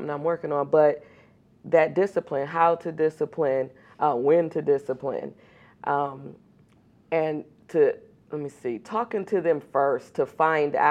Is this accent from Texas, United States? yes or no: no; Akron, Ohio, United States; I grew up in West Akron